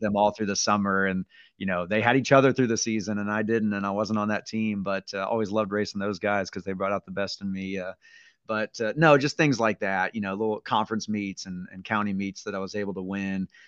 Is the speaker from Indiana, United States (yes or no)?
yes; Gas City, Indiana, United States; also born or lived in Angola, Indiana; now in Yorktown, United States; we both grew up in kind of the Gas City area